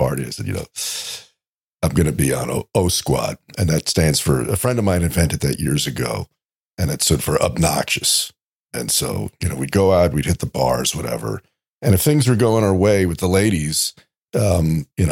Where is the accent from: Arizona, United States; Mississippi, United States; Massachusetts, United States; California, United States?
California, United States; I'm from California, but I am not of California